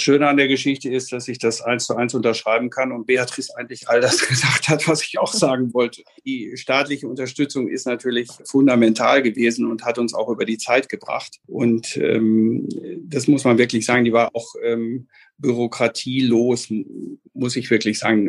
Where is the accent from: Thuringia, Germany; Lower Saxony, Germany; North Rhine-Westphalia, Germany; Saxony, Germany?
North Rhine-Westphalia, Germany; Bielefeld; Geboren bin ich in Bielefeld äh, bei Dr. Kramer in der Klinik und bis zu meinem Leben, 18. Lebensjahr hier gewesen